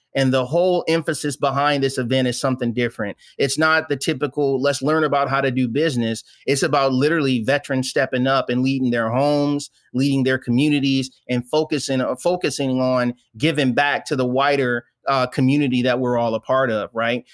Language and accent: English; Flint, Michigan, United States; moved away as an adult; born and raised in a little place called Flint, Michigan